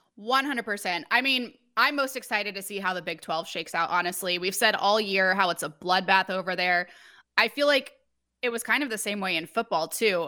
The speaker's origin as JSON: {"language": "English", "town": "Springfield", "region": "Missouri", "country": "United States", "tie": "born or raised there", "said": "I grew up, I grew up in Springfield, Missouri."}